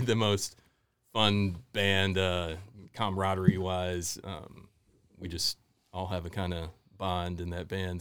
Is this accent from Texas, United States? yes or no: yes; Houston and Dallas, Texas, United States; also born or lived in Memphis, Tennessee / New Orleans; now in New River Valley, Virginia, United States; I grew up mostly in Houston and, and Dallas